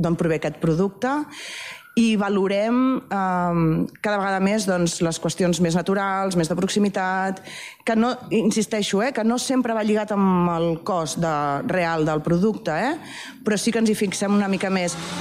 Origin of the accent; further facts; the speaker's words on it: Barcelona, Catalonia, Spain; moved away as an adult; also born or lived in Alt Urgell; now in Sabadell, Spain; jo sóc filla de, de la Vila de Gràcia, i vaig venir a viure a Sabadell perquè el meu marit és de Sabadell